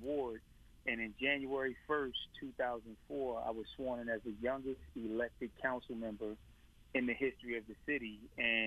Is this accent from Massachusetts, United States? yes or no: no; Atlantic City, New Jersey, United States; I grew up in the Virginia Avenue area. The Virginia Avenue Courts area at the time was the worst neighborhood in the city